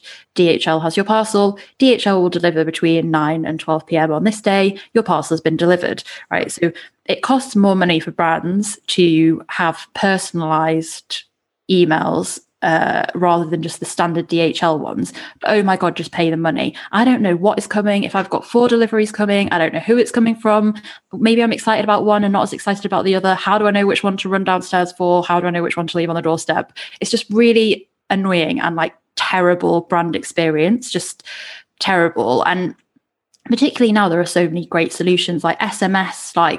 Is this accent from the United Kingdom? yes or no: yes; United Kingdom; We're British